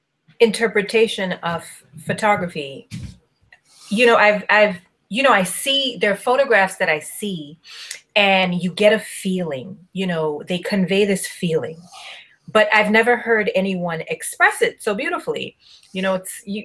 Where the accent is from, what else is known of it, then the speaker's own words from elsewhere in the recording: Tobago, Trinidad & Tobago; So I grew up in Tobago